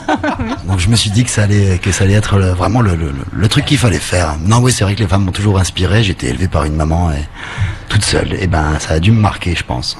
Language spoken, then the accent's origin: French; Moselle, near the Luxembourg border, Grand Est, France; also born or lived in Thionville / Nancy; Je suis né à Thionville à la base, effectivement, parce que bah il y, avait pas d'hôpital là où je venais. Je suis j'ai j'ai grandi, j'ai passé 20 ans au Daltiche, vraiment à la frontière luxembourgeoise, en Moselle